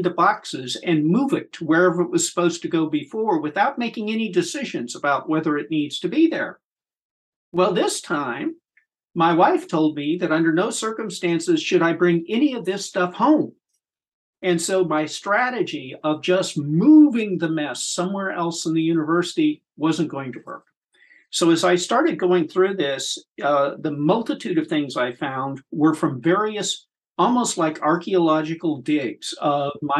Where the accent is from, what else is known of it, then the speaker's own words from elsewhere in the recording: Terre Haute, Indiana, United States; I grew up in Terre Haute, Indiana.